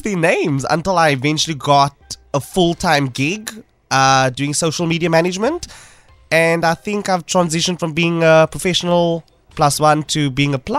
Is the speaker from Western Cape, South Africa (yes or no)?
yes; Cape Town, Western Cape, South Africa; also born or lived in Northern suburbs, Cape Town; I'm from Athlone, from the south.